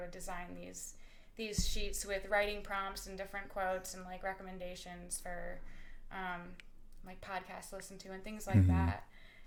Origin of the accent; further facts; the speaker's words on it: Appleton, Wisconsin, United States; moved away as an adult; I am from Appleton, Wisconsin. I grew up there, went to high school there. I lived there until I was 18.